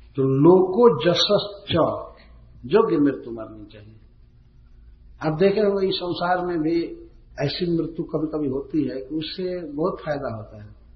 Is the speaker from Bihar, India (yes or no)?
yes; a village near Kudra station, Bihar, India; Kudra station पर हमारे गांव के निकट जो स्टेशन है